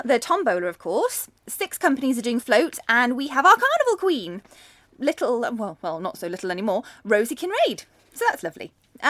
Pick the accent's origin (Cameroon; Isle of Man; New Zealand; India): Isle of Man; Port Erin; I was brought up in Port Erin mainly